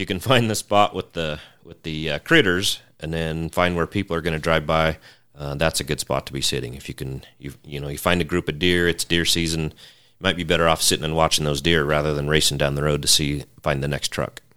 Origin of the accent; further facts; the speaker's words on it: Western Nevada, United States; also born or lived in Montana; Growing up around Western Nevada